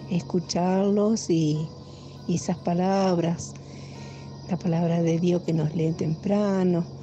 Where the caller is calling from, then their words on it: Concordia, Entre Ríos, Argentina; de Concordia